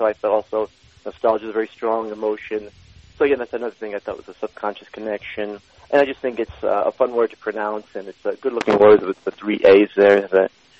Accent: United States; I'm Iranian American, and my parents immigrated from Iran to the United States in 65, and I was born and raised here in the U.S.

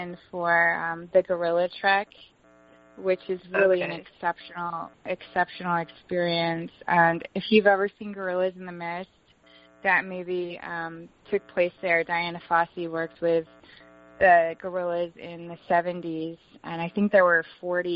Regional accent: Vermont, United States; now in Asheville, United States; I grew up in Vermont

